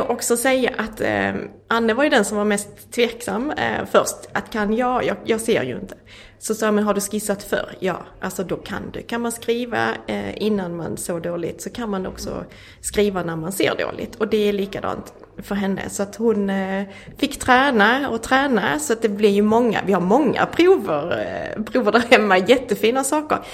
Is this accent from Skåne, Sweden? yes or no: yes; Skåne, Sweden; jag kommer ju från Skåne